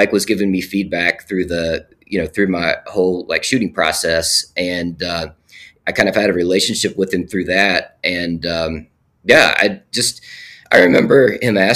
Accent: Alum Creek, West Virginia, United States; set in my hometown of Alum Creek, West Virginia.

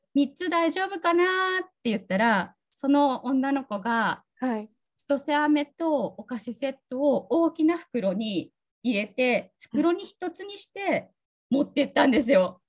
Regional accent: Tsugaru, Aomori, Japan; accent: Tsugaru dialect; 私の津軽弁の英語だと

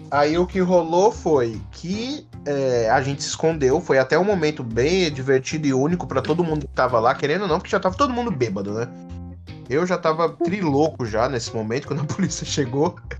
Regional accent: Brazil; como a gente é brasileiro

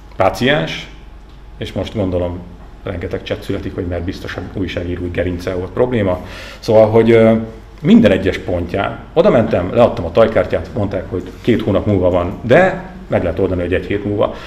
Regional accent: native region near Erdőhorváti, Borsod-Abaúj-Zemplén, Hungary; moved away; a szülőföldem környékén nyilván ott vannak mi kapcsolataim

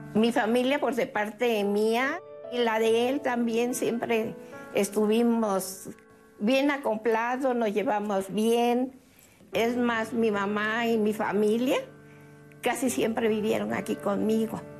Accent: Poza Rica, Veracruz, Mexico; yo soy de Poza Rica. Y ahí en Poza Rica hay un lugar que se llama El Hoyo 19, que a donde cuando yo estaba joven, ahí íbamos a bailar

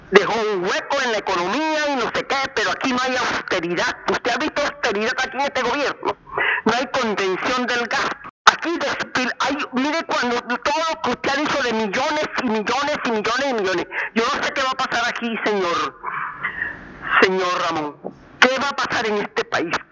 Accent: Panama; Hay un porcentaje alto de panameños

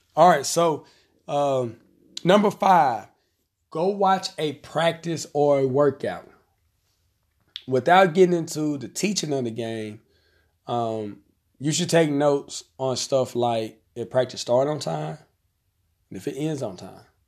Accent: Conway, Arkansas, United States; I'm gonna use my hometown. So we have a tournament here in Conway

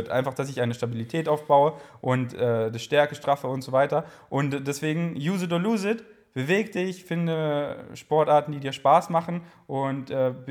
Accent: Bavaria, Germany; Ich komme aus Bayern. Soll ich jetzt nur auf Bayerisch reden?

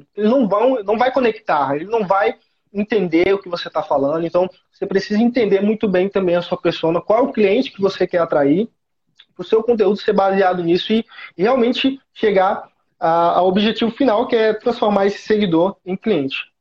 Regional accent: Teresina, Piauí, Brazil; sou natural de Teresina, Piauí, Nordeste

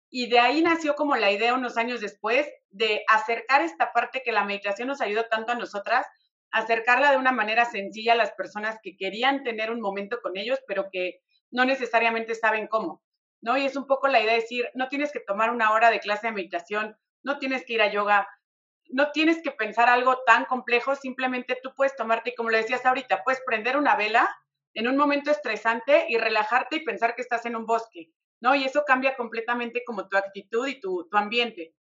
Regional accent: Mexico City, Mexico; Las dos somos de Ciudad de México, pero extrañamente en Ciudad de México no nos conocíamos, nunca nos habíamos visto, vivíamos en extremos opuestos de la ciudad

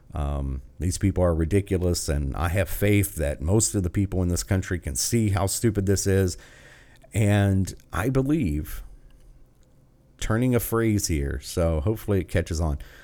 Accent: United States; as an American

